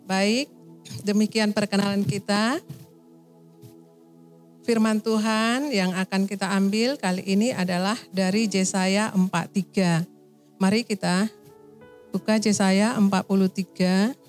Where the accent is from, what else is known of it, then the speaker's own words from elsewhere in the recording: Medan, North Sumatra, Indonesia; also born or lived in Aceh; Saya dari Medan, Sumatera.